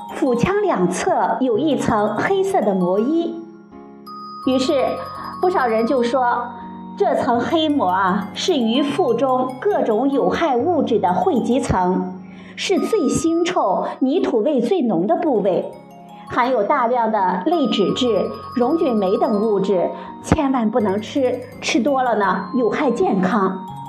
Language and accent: Chinese; China; 我们中国人